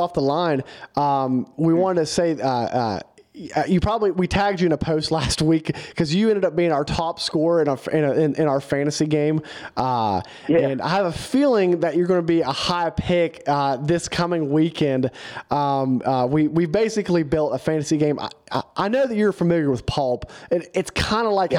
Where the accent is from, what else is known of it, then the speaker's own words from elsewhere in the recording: West Virginia, United States; we're from West Virginia